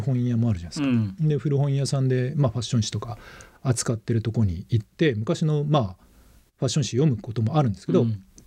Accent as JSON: {"language": "Japanese", "region": "Okayama", "country": "Japan", "tie": "born or raised there", "moved": "as an adult", "lives_now": "Tokyo, Japan", "said": "僕も中学高校岡山で育っていて"}